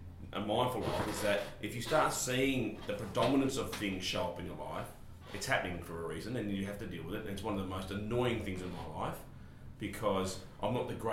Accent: Subiaco, Western Australia, Australia; born there; He's not an import. I'm Australian, mate.

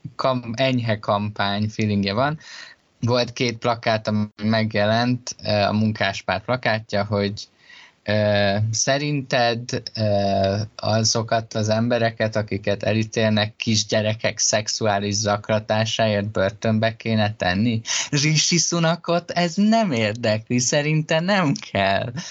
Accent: Hungary; engem tönkretett, hogy Magyarországon nőttem fel

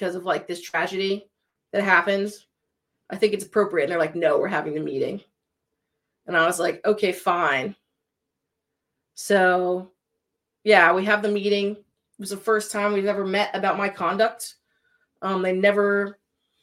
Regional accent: Connecticut, United States; moved away; I'm from Connecticut and I went through Sandy Hook

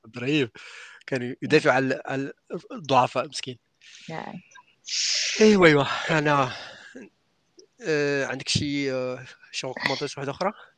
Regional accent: Morocco; عندنا في المغرب

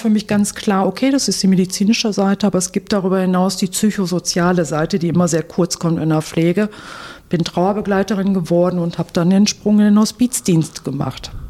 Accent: Oberhausen, North Rhine-Westphalia, Germany; born there; now in Wuppertal, Germany; Ja, also ich bin eine gebürtige Oberhausenerin, wohne jetzt in Wuppertal und arbeite in Dortmund.

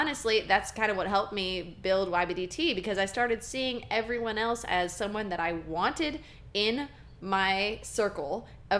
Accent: Texas, United States; growing up in the Texas band system

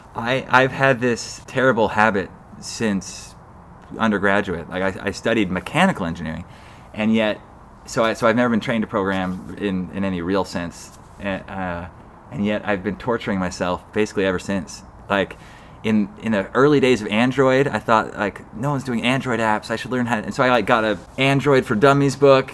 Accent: Salt Lake City, Utah, United States; moved away as an adult; also born or lived in Boston / East Coast; now in San Francisco Bay Area, United States; I, I grew up in Utah, Salt Lake City, uh, the third of six kids

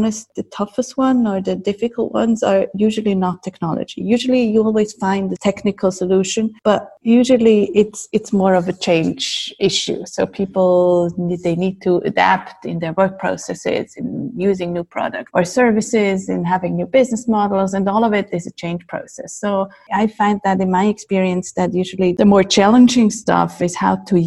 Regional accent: Zurich, Switzerland; I'm from Zurich and been living here most of my life. I wasn't actually born here

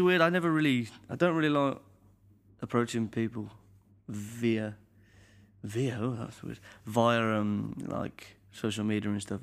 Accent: Birmingham, West Midlands, United Kingdom; at the conservatoire in my hometown, Birmingham

